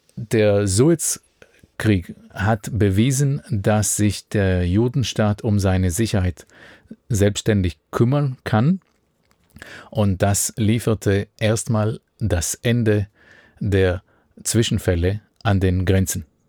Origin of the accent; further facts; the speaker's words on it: Israel; In dem Ort, wo ich aufgewachsen bin